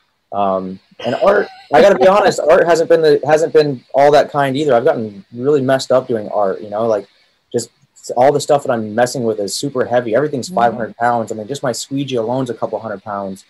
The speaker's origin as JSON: {"language": "English", "region": "Montana", "country": "United States", "tie": "born or raised there", "moved": "yes", "said": "when I grew up in Montana"}